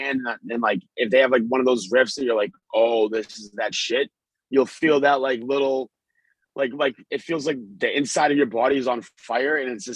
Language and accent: English; Billerica, Massachusetts, United States; local hardcore shows in my hometown of that in Billerica, Mass